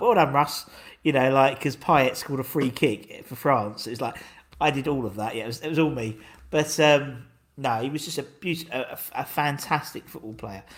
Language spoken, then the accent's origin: English; Essex, East of England, United Kingdom; trying to explain from Essex rather than London